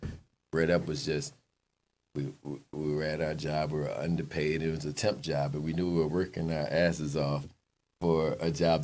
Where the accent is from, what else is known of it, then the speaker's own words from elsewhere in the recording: Richmond, Virginia, United States; moved away as an adult; now in Fredericksburg, United States; I moved to Fredericksburg from Richmond a couple years ago